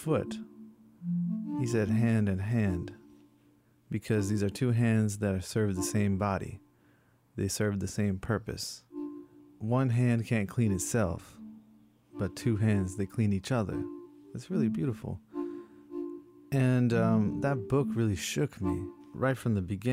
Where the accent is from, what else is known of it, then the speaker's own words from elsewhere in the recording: Princeton, New Jersey, United States; now in California, United States; I was back in New Jersey, in my hometown of Princeton